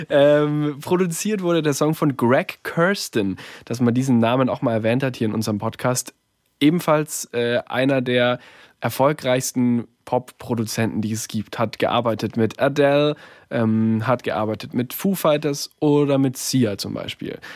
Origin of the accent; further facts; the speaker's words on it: Bayreuth, Bavaria, Germany; Also bei mir daheim in Bayreuth, äh, in meiner Heimatstadt